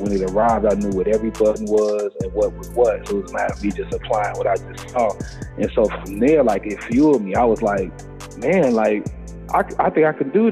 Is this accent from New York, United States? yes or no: no; Chicago, Illinois, United States; moved away as an adult; also born or lived in New Orleans; now in Atlanta, United States; Born and raised in Chicago, I went to college in New Orleans